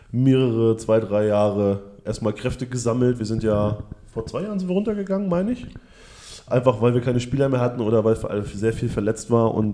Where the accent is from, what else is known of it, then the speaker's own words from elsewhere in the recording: Ribnitz-Damgarten, Mecklenburg-Vorpommern, Germany; born there; now in Hamburg, Germany; Ähm, ja, komme original aus äh, Ribnitz Dammgarten geboren, aber bin 97 bereits nach Hamburg gezogen.